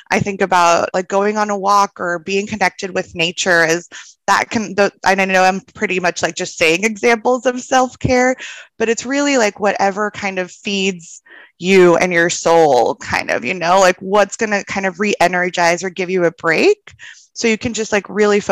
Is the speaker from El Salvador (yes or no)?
yes; El Salvador; moved away as an adult; now in Austin, United States; I'm originally from El Salvador. My parents and my brother still live back there, and I moved to Austin for grad school